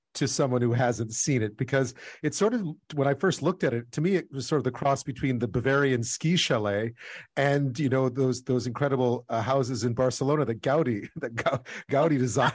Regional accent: Montreal, Quebec, Canada; I grew up in Montreal.

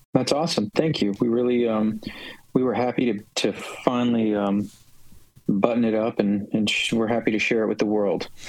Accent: West Virginia, United States; I grew up in West Virginia

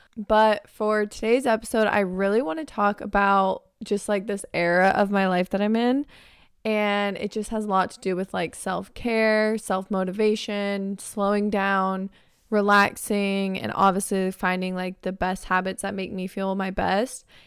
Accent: Arizona, United States; now in California, United States; I'm from Arizona.

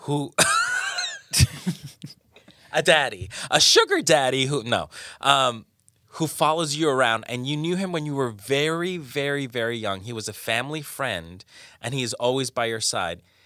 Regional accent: Colombia; moved away; I'm from Colombia, I'm from South America.

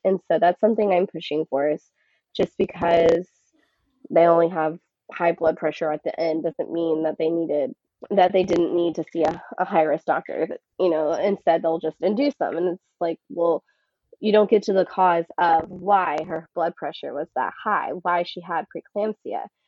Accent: Houston, Texas, United States; I was born and raised in Houston

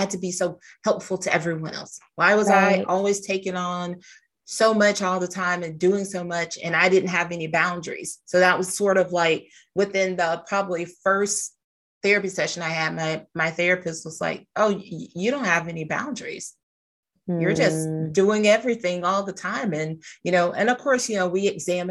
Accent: the South, United States; I grew up in South

